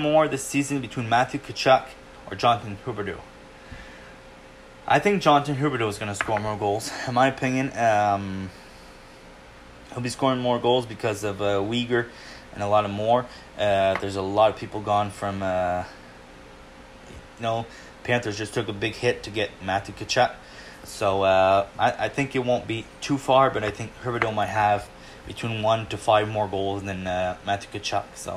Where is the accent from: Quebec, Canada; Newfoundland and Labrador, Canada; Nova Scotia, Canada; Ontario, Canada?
Quebec, Canada; Quebec region of Canada, Canada; I am from Quebec region of Canada. Even if I'm in Quebec region